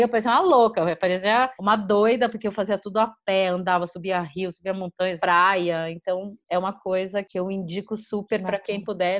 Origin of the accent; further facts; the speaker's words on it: São Paulo, Brazil; Em São Paulo, a gente é de São Paulo